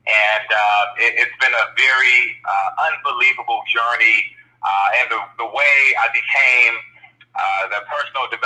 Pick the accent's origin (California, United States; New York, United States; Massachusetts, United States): California, United States; Los Angeles; born and raised in Los Angeles, uh, you know, went to high school at Manual Arts.